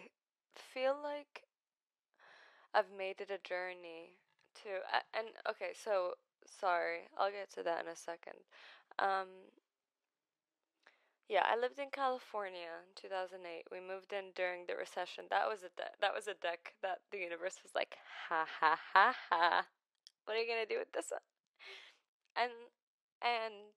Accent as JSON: {"language": "English", "town": "Baghdad", "region": "Baghdad Governorate", "country": "Iraq", "tie": "born or raised there", "first_language": "Arabic", "second_language": "English", "moved": "yes", "said": "I was born in Baghdad, the city, in Iraq, in 2000. So I'm 22 right now"}